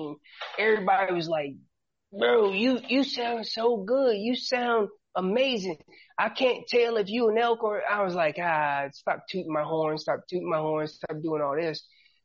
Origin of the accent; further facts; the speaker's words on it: Hillsborough, North Carolina, United States; also born or lived in Killeen, Texas; Killeen, Texas is where I was born, but I was raised in North Carolina.